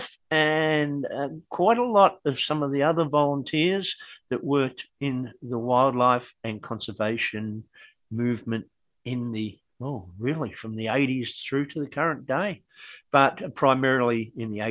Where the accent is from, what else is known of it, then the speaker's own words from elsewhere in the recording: Australia; accent: Australian; English is my second language. My primary language is Australian